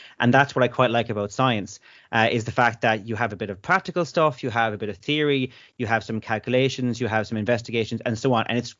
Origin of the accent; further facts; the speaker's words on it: Listowel, County Kerry, Ireland; I'm from Listowel in North Kerry, famous for John B. Keane and all of the literary works.